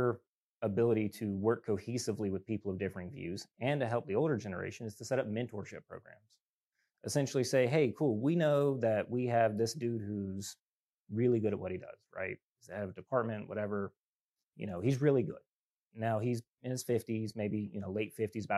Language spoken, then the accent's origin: English; South Carolina, United States; moved away; my home state of South Carolina